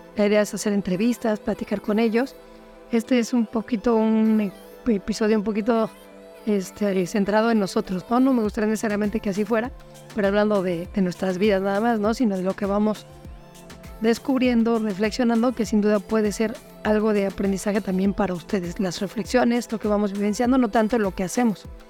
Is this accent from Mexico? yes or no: yes; Mexico City, Mexico; moved away as an adult; also born or lived in Playa del Carmen; nosotros somos originales de Ciudad de México